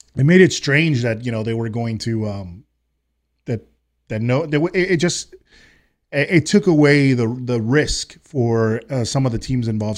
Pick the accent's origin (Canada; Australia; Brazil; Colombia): Colombia; I am from Colombia. I am Hispanic